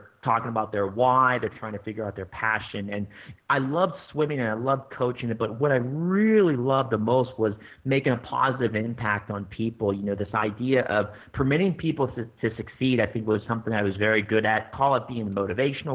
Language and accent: English; Pittsburgh, Pennsylvania, United States; moved away; I grew up in Pittsburgh my whole life, and I guess I shouldn't say my whole life. I've actually moved around quite a bit, but grew up in the Pittsburgh area